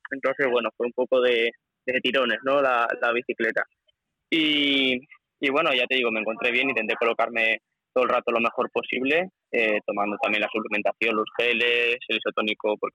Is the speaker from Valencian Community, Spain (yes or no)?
yes; Valencian Community, Spain; la afición que, que generamos ¿no? en Valencia, en mi pueblo y tal